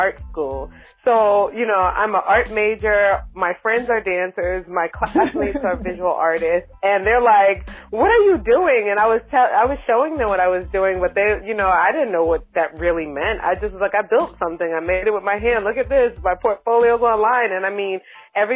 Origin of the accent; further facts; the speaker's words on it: Boston, Massachusetts, United States; moved away; also born or lived in New York / Bay Area; I'm from Boston, Massachusetts, and I lived in New York for a significant part of my life